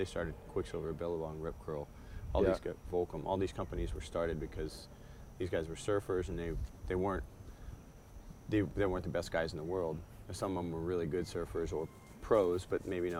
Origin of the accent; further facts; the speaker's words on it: Cocoa Beach, Florida, United States; also born or lived in Hawaii; They all lived in my hometown